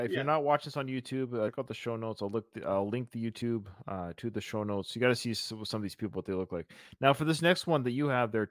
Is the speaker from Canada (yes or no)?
yes; Canada; I, as a Canadian